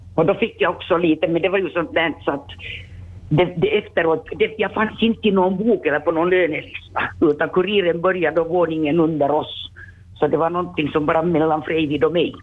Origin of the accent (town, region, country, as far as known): Vaasa, Ostrobothnia, Finland; born or raised there